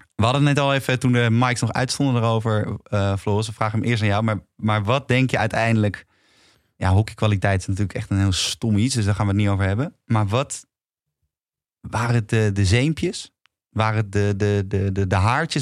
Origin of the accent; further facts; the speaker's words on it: Amsterdam, North Holland, Netherlands; ik kom uit Amsterdam